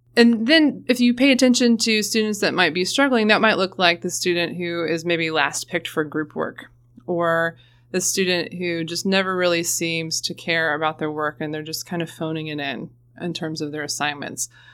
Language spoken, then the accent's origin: English; Florence, Kentucky, United States; I'm originally from Florence, Kentucky, right across the river.